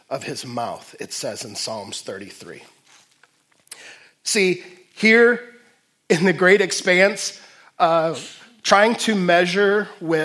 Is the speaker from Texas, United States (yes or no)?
no; Detroit, Michigan, United States; also born or lived in Fort Wayne; now in Waterloo, United States; growing up in Detroit